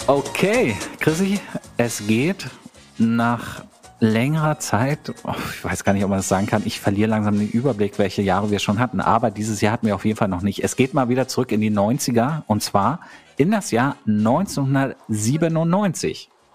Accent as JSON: {"language": "German", "town": "Gardelegen", "region": "Saxony-Anhalt", "country": "Germany", "tie": "born or raised there", "moved": "yes", "said": "Da sind wir irgendwie jedes Wochenende nach Gardelingen, meine Heimatstadt, zurückgefahren"}